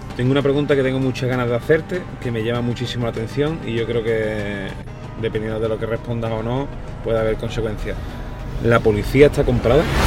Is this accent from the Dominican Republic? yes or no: no; Cádiz, Andalusia, Spain; yo soy de Cádiz